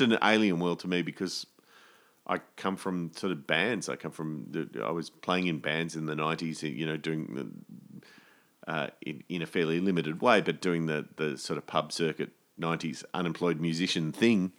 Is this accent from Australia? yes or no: yes; Australia; as Australian artists